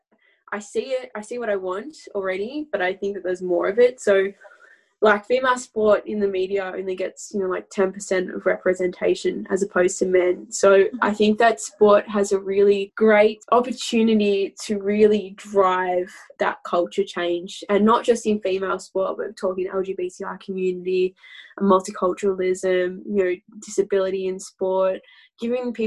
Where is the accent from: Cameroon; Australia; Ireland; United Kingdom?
Australia; Healesville, Victoria; also born or lived in Germany; I can come back home to my hometown and play senior football